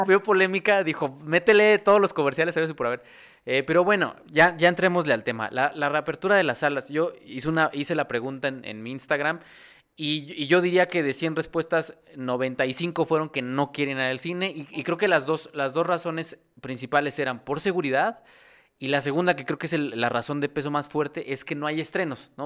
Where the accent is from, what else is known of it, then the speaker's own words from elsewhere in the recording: Mexico; como mexicanos